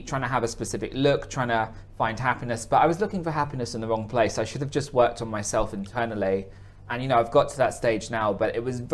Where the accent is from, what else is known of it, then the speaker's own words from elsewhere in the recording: Hertfordshire, East of England, United Kingdom; moved away as an adult; also born or lived in Korea; I'm from Hertfordshire